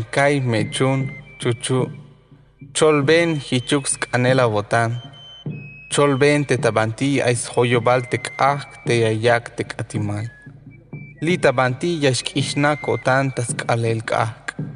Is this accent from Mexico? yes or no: yes; Tenejapa, Chiapas, Mexico; perteneciente a los linajes Is y Uch. Yo soy originario de Joveltó, mejor conocido como Tenejapa, Chiapas.